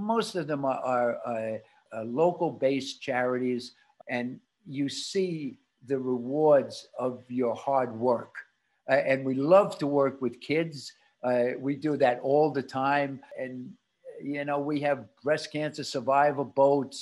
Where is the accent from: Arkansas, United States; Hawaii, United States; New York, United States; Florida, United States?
New York, United States; New York City; my wife and I were born in Brooklyn